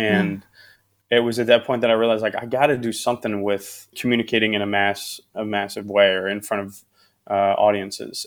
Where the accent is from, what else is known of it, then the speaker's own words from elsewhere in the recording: Midwest, United States; also born or lived in Phoenix, Arizona; now in Los Angeles, United States; I'm from the Midwest